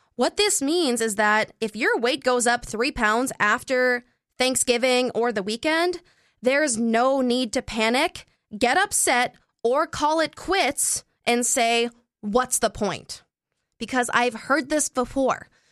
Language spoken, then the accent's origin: English; Canada; I'm Canadian